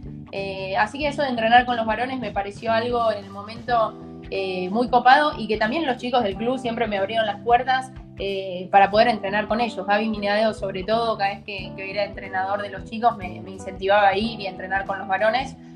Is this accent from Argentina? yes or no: yes; Argentina; also born or lived in Netherlands; nosotros como argentinos también desde lo social somos mucho más de, no sé, de abrazar